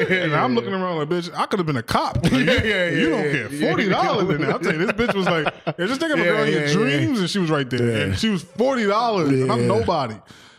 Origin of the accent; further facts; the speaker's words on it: New York City, New York, United States; But we from New York, man.